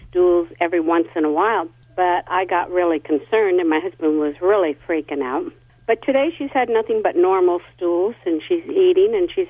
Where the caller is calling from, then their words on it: San Luis Obispo, California, United States; Uh, San Luis Obispo.